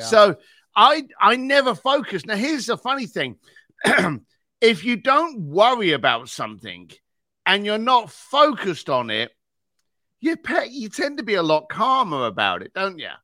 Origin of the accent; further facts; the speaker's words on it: London, United Kingdom; I was a bricklayer from East London